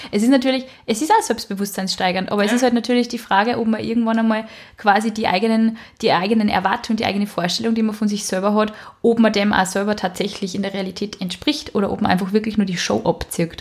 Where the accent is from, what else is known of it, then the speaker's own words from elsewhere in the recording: Upper Austria, Austria; Ich bin nicht aus Wien, ich sage eigentlich gar nicht Baba, weißt du? Ich bin aus Oberösterreich, da sagt man ihr Servus